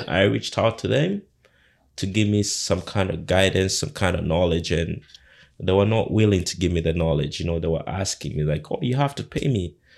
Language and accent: English; Uganda; now in Canada; my background, where I come from, I come from Uganda